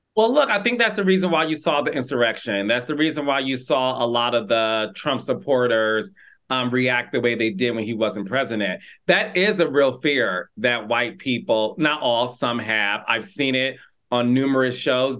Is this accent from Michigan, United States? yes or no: yes; Detroit, Michigan, United States; my hometown, Detroit, Michigan